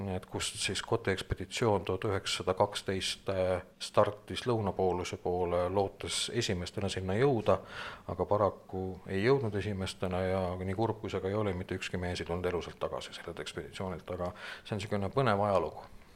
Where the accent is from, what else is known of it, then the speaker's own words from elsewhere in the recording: Tartu, Tartu County, Estonia; moved away as an adult; now in Valga County, Estonia; põline tartlane